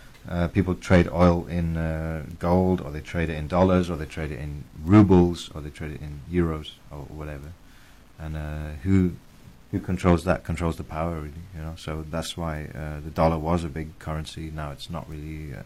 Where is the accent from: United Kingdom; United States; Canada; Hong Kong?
United Kingdom; England; also born or lived in India; I grew up in England. I was born in India